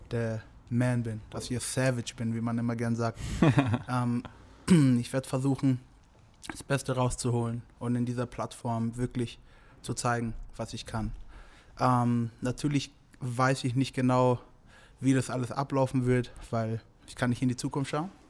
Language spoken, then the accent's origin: German; Germany; Ich komme ursprünglich aus Nigeria natürlich, aber ich bin hier aufgewachsen, deswegen ist Deutschland so.